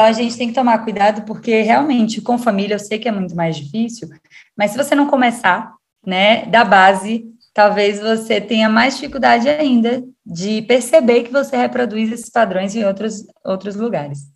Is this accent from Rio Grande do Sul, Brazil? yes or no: no; Salvador, Bahia, Brazil; moved away; sou de Salvador, Bahia.